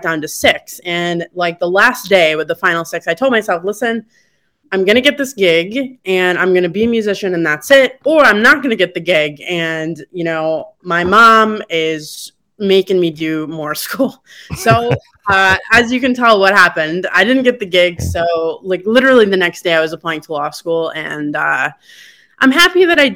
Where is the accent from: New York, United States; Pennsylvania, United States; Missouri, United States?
New York, United States; Syracuse; moved away; I'm so proud to be from Syracuse